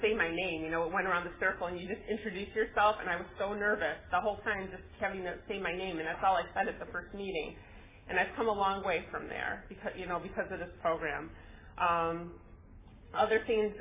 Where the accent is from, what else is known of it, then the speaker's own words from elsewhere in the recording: Chicago, Illinois, United States; moved away as an adult; now in California, United States; we moved to California from Chicago